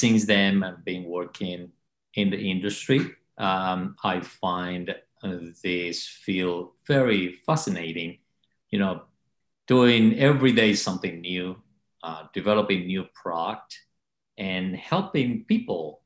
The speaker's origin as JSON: {"language": "English", "region": "Havana", "country": "Cuba", "tie": "born or raised there", "moved": "as an adult", "lives_now": "United States", "said": "I grew up in Havana, Cuba."}